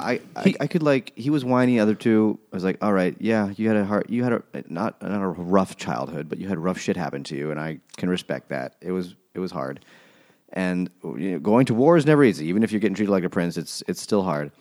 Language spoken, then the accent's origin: English; United States; I'm American